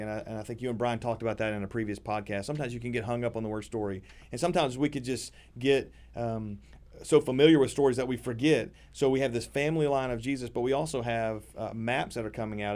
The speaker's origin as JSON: {"language": "English", "region": "Middle Tennessee", "country": "United States", "tie": "born or raised there"}